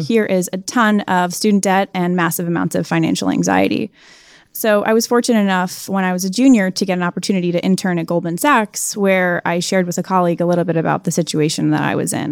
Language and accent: English; Chicago, Illinois, United States; moved away as an adult; also born or lived in North Carolina; born and raised in Chicago to two entrepreneurs